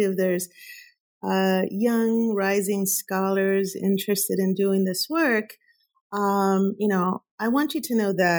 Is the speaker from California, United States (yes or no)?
yes; Huntington Park, California, United States; I grew up in Southeast LA, Huntington Park, California, Cuban parents